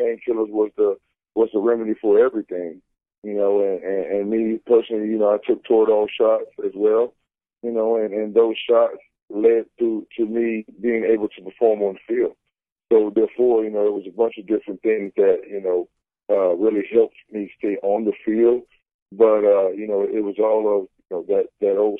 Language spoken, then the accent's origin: English; Florida, United States; And I'm from Florida, so, I'm a Southern boy and we're bred on football